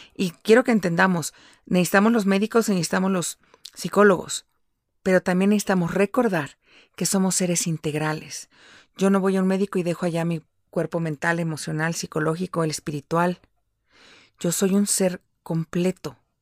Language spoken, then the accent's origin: Spanish; Mexico City, Mexico; moved away as an adult; yo nací y crecí en la Ciudad de México, pero ahora vivo fuera de la Ciudad de México